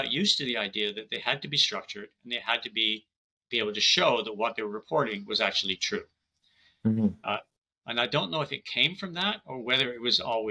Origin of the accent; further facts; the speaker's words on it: Canada; I'm Canadian